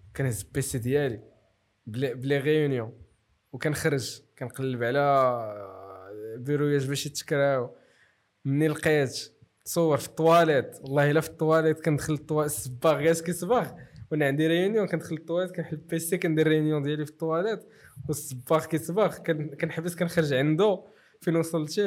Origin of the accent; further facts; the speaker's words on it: Morocco; وانا مغربي